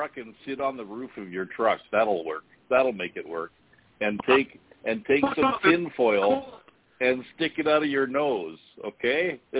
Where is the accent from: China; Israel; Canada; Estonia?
Canada; Winnipeg, Manitoba